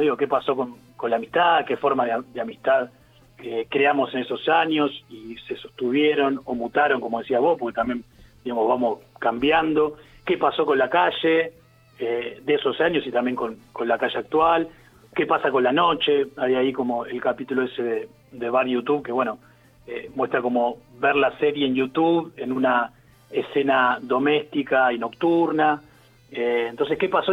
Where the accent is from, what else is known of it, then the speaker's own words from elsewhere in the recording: Quilmes, Buenos Aires Province, Argentina; yo soy de Quilmes